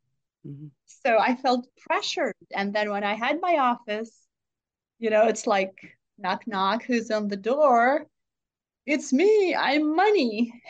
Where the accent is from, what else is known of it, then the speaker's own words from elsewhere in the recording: Jerusalem, Jerusalem District, Israel; A young age, you know, I grew up in Jerusalem